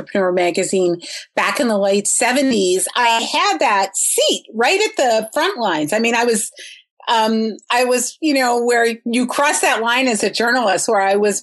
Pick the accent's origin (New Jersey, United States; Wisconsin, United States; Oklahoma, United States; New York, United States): New York, United States; Huntington; I grew up on Long Island in Huntington in Suffolk County